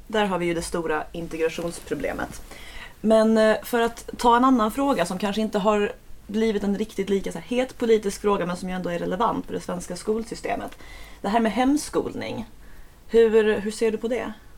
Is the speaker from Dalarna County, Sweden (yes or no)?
no; Skåne, Sweden; Jag är skåning